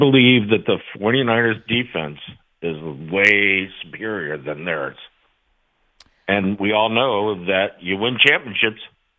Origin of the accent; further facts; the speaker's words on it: San Francisco, California, United States; I'm born and raised in San Francisco. I'm 63. It's my birthday today.